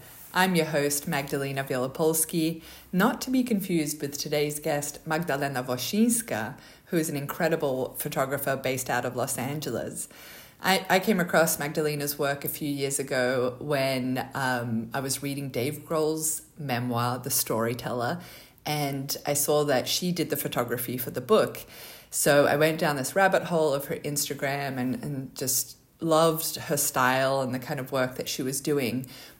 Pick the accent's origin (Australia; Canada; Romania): Australia; You know, our names, obviously, our Polish background. I grew up in Australia, she grew up in America.